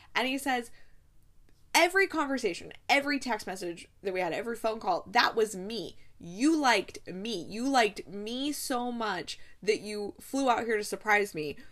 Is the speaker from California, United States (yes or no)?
no; Ohio, United States; I'm from Ohio